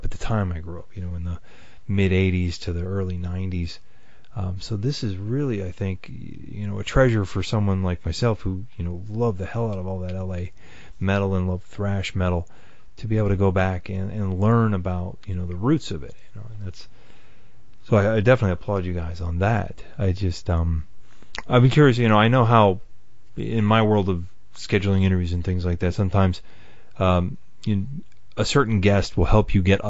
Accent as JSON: {"language": "English", "region": "Western Pennsylvania", "country": "United States", "tie": "born or raised there", "said": "Growing up in Western Pennsylvania"}